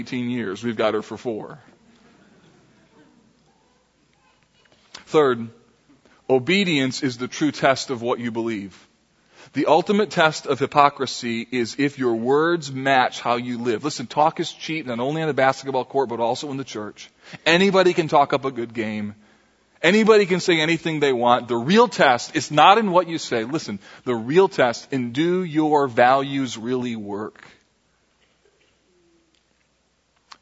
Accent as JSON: {"language": "English", "town": "Grand Rapids", "region": "Michigan", "country": "United States", "tie": "born or raised there", "said": "Grand Rapids, Michigan. This is the area that I grew up"}